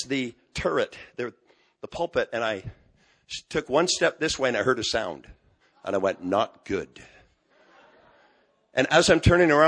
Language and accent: English; just outside of Montreal, Quebec, Canada; moved away; I'm from Quebec, just outside of Montreal. We're moving back the end of this month.